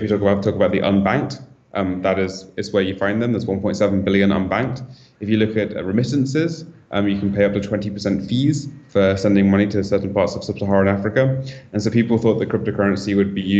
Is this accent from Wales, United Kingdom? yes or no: no; Bristol, South West England, United Kingdom; moved away as an adult; also born or lived in London; now in Berlin, Germany; I grew up in Bristol in the UK